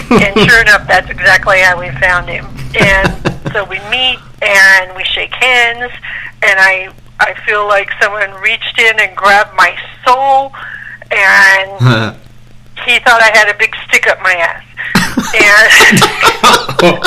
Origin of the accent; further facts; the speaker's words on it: Texas, United States; I'm from Texas